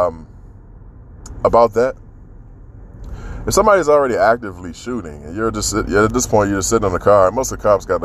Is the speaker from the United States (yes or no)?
yes; Washington, District of Columbia, United States; my hometown, D.C.